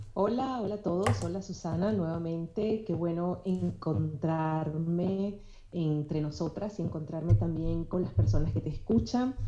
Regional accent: Venezuela; also born or lived in Colombia; now in United States; soy venezolana y en mi, en mi país se viven encuentros de diversidad

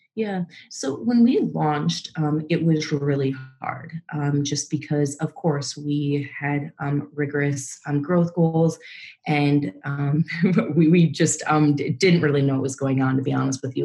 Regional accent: Minnesota, United States; moved away as an adult; now in New York, United States; I was born and raised in Minnesota in the Midwest, and came to New York um, right after graduating college

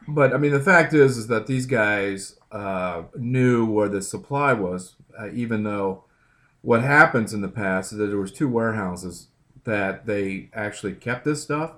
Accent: Midwest, United States; And then I grew up in the Midwest

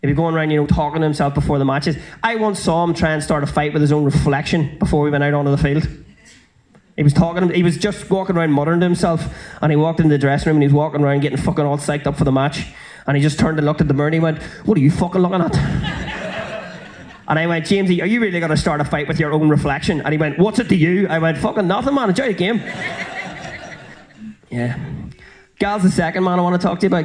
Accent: South Armagh, Northern Ireland, United Kingdom; now in Belfast, United Kingdom; I grew up in South Armagh

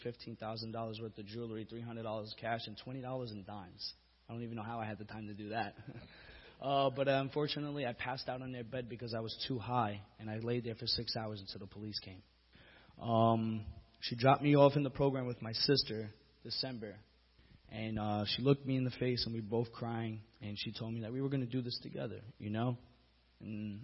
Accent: Bayonne, New Jersey, United States; I was born and raised in Bayonne, right on the borderline of Jersey City.

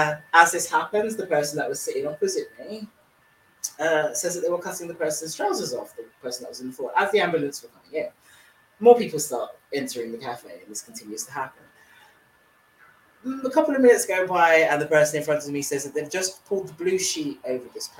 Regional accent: London, United Kingdom; being from London

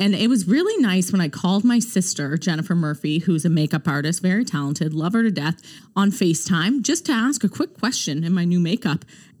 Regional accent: Newfoundland and Labrador, Canada; I think as a Newfoundlander, I have an appreciation for this because it just brings out, it makes me feel closer to home.

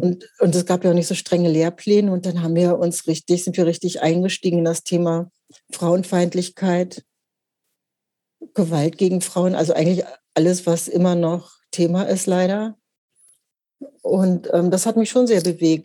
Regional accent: Hanover, Lower Saxony, Germany; moved away as an adult; now in Hamburg, Germany; ich bin äh, in Mittelfeld groß geworden in Hannover

